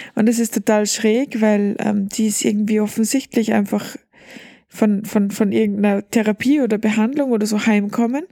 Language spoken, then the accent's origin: German; Austria; bei uns in Österreich